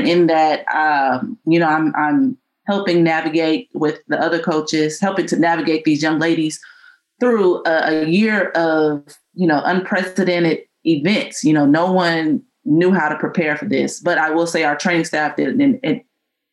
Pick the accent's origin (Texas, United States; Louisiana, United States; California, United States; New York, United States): Texas, United States; San Antonio; moved away; being there in San Antonio, and I'm from San Antonio. So it was great to be home coaching